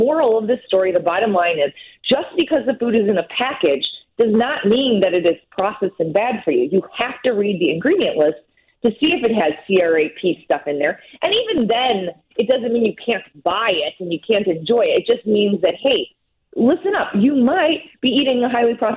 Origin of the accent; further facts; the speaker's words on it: United States; since I'm American